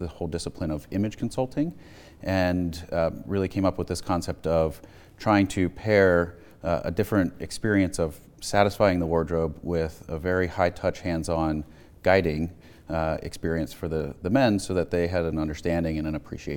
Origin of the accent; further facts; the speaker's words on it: Malvern, Pennsylvania, United States; I grew up outside of Philadelphia in the town of Malvern, went to Great Valley High School